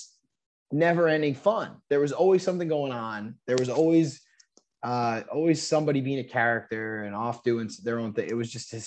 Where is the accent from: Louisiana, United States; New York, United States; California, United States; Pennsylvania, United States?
New York, United States; moved away; also born or lived in Charleston; I grew up in New York